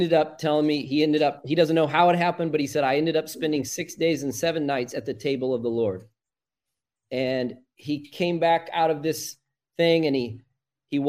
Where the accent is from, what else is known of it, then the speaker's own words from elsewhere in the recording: Illinois, United States; moved away; I went back to my home state at the time in Illinois